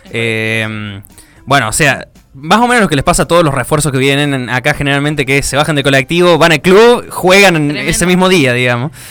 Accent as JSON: {"language": "Spanish", "town": "Villa Mercedes", "region": "San Luis", "country": "Argentina", "moved": "yes", "lives_now": "Río Cuarto, Argentina", "said": "yo soy de Villa Mercedes, provincia de San Luis."}